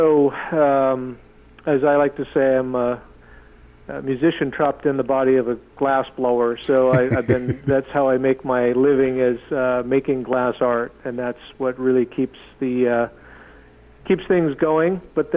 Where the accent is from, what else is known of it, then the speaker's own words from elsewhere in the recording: Seattle, Washington, United States; I'm a Tlingit tribal member. I grew up in the Seattle area.